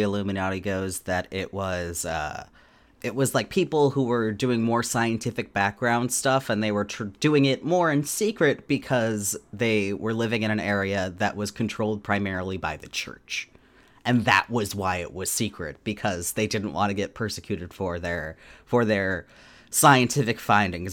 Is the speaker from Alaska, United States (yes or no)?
yes; Alaska, United States; there being an Elks Club in my hometown, which made sense 'cause Alaska elk